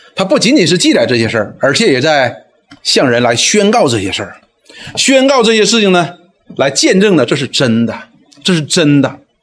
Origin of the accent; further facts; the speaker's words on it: Northeast China, China; 我们东北人叫大妖母